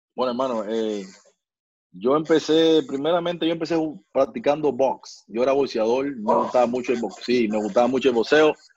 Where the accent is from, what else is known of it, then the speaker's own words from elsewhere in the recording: Guantánamo, Cuba; moved away; Yo donde yo vivía allá en Guantánamo, en mi tierra, ahí en mi barrio